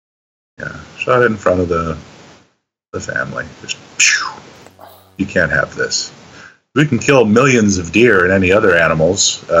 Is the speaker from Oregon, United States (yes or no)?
no; Kansas, United States; my home state of Kansas